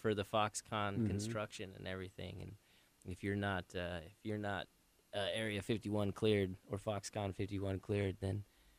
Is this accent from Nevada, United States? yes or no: yes; Baker, Nevada, United States; now in Seattle, United States; I come from Nevada, the desert